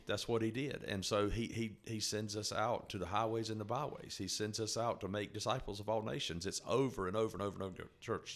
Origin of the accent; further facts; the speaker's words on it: North Carolina, United States; I was born and raised in North Carolina